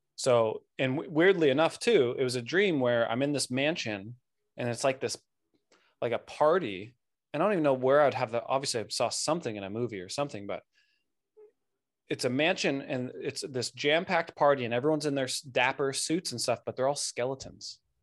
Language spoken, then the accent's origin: English; Santa Barbara, California, United States; I grew up in Santa Barbara, Southern California